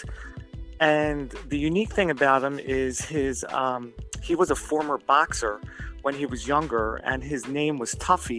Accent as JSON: {"language": "English", "town": "Philadelphia", "region": "Pennsylvania", "country": "United States", "moved": "yes", "lives_now": "New Jersey, United States", "said": "I live in New Jersey. I'm from Philadelphia"}